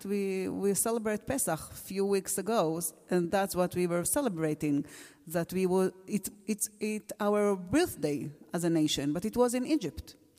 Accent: Alon Shvut, Judea and Samaria, Israel; first language Hebrew; English is a second language; I was born in Alon Shvut. It's in Gush Etzion, near Jerusalem, and I live there, there still with my own family. And I was growing up there

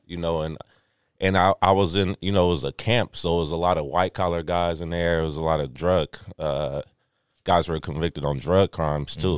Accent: Richmond, United States; I grew up in Richmond

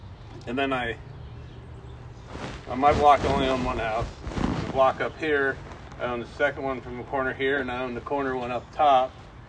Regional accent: Lincoln, Nebraska, United States; I grew up in Havelock, I know that. But it's Havelock.

